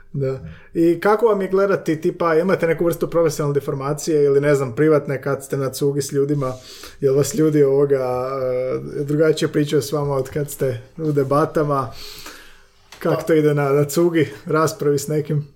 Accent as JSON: {"language": "Croatian", "region": "Slavonia", "country": "Croatia", "said": "ja sam iz Slavonije"}